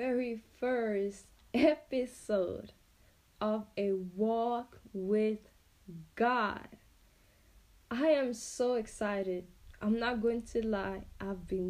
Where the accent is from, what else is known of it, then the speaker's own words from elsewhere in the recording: Finspång, Östergötland, Sweden; also born or lived in Angola; I live in a small town called Finspång in Sweden. I am not Swedish. I am from Angola, actually, and I came to Sweden together with my family when I was, you can say, I was around 5 years old. So I've been here pretty much my whole entire life, and yeah, I grew up here